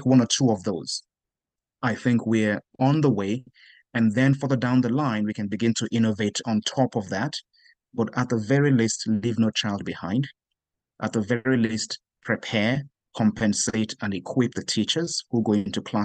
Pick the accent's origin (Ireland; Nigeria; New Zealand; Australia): Nigeria; Growing up in Nigeria